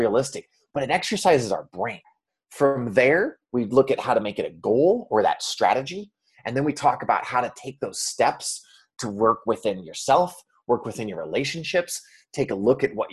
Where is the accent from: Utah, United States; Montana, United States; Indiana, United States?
Montana, United States; growing up in Montana